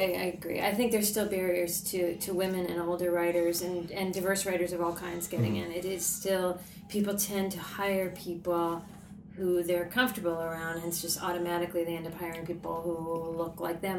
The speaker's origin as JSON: {"language": "English", "town": "Ames", "region": "Iowa", "country": "United States", "said": "I'm from Story County, Iowa."}